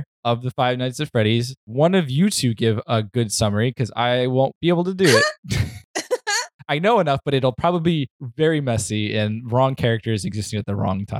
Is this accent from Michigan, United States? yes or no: yes; Detroit, Michigan, United States; I grew up in Detroit and there's peacocks running around in the city